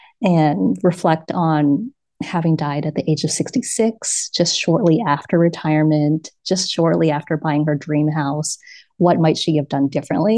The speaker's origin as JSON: {"language": "English", "town": "New York City", "region": "New York", "country": "United States", "tie": "born or raised there", "moved": "as an adult", "lives_now": "Lisbon, Portugal", "said": "my hometown of New York City"}